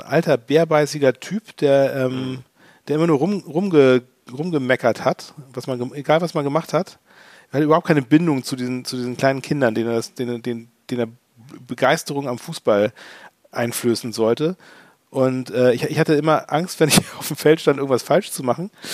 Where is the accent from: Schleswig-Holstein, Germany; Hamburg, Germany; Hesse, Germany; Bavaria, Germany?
Hamburg, Germany; beim HTB in Harburg, wo ich aufgewachsen bin